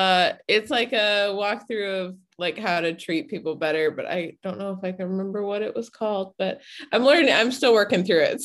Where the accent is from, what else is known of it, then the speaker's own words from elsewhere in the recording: Midwest, United States; moved away as an adult; now in Texas, United States; I'm in Texas. I grew up in the Midwest, but moved down here to play golf because it's a little better weather.